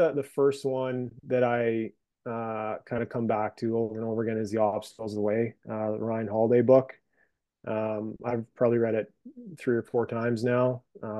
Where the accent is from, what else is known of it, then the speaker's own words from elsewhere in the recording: Brandon, Manitoba, Canada; No, I'm from Brandon.